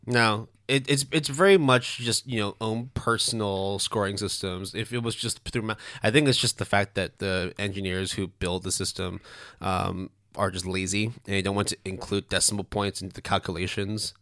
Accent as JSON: {"language": "English", "country": "Canada", "tie": "born or raised there", "first_language": "Cantonese", "second_language": "English", "said": "I was born in Canada, but because my parents didn't really speak as much English, Cantonese was the main sort"}